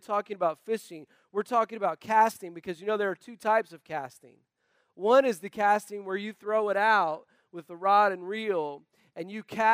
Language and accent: English; North Carolina, United States; moved away; also born or lived in Tennessee; I was born in Tennessee, raised in North Carolina, so if an occasional y'all slips out of my mouth